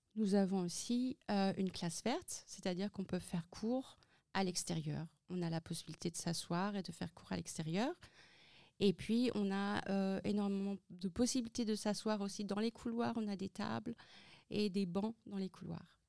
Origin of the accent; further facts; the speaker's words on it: Centre-Val de Loire, France; now in Germany; je suis aussi née en France et j'étais dans une école euh, française euh, dans le Loiret